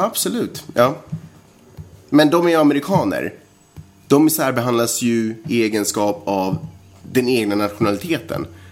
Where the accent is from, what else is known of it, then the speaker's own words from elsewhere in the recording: Sweden; jag är svensk och jag är del av ett mångkulturellt samhälle